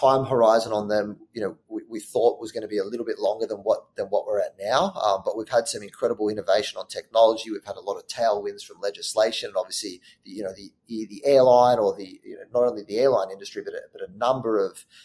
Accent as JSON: {"language": "English", "town": "Sydney", "region": "New South Wales", "country": "Australia", "tie": "born or raised there", "moved": "as an adult", "lives_now": "New York, United States", "said": "I grew up in Australia. I'm from Sydney, Australia"}